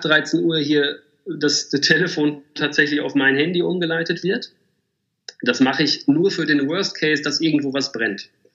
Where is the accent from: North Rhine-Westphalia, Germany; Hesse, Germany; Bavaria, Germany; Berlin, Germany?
North Rhine-Westphalia, Germany; Bielefeld; erstmal bin ich geborener Bielefelder